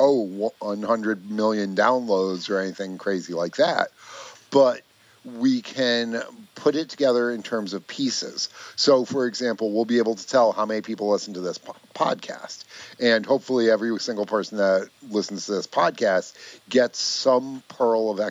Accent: Greenfield Center, New York, United States; I grew up in upstate New York. So my hometown, Greenfield Center

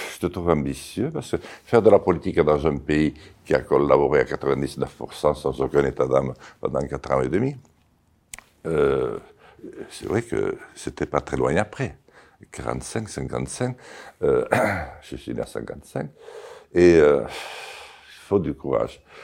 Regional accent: Béarn, Nouvelle-Aquitaine, France; first language Béarnais; French is a second language; J'y suis né. Et j'y suis né, j'y ai grandi

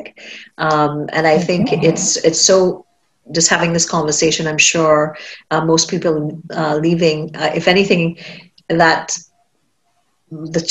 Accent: Trinidad & Tobago; moved away; I grew up in Trinidad

